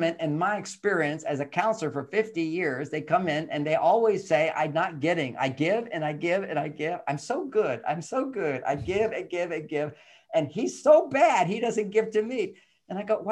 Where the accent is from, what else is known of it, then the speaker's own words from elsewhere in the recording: Texas, United States; I'm a guy growing up in Texas during the Vietnam War